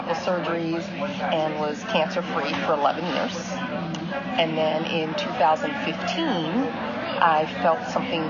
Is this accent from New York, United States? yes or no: yes; New York, United States; moved away as an adult; also born or lived in Florida / Texas; now in North Carolina, United States; I'm originally from New York, moved down to North Carolina 30-some-odd years ago to go to school and kind of never really left